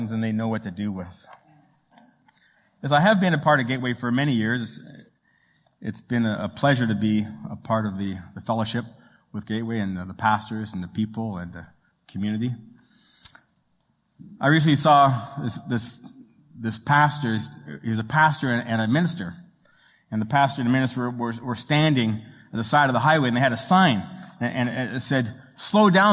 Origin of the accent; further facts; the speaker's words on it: Toronto, Ontario, Canada; moved away; I am Italian. My mama is Italian. My dad is Sicilian. And I come from Toronto